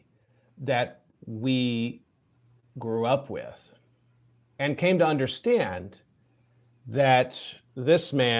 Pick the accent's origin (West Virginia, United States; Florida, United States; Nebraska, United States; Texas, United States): Texas, United States; Arlington; When I was a kid growing up in Arlington, Texas